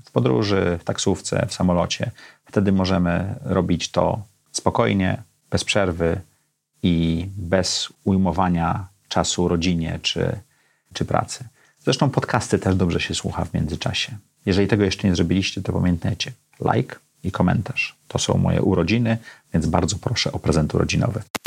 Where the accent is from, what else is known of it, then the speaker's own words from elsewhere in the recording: Gdańsk, Pomeranian Voivodeship, Poland; now in Warsaw, Poland; Ja urodziłem się w Gdańsku w środku komunizmu